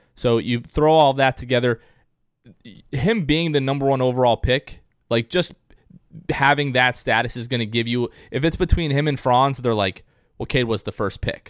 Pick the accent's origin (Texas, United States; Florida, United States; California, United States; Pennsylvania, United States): Florida, United States; Port Richey; Port Richey, Florida, where I grew up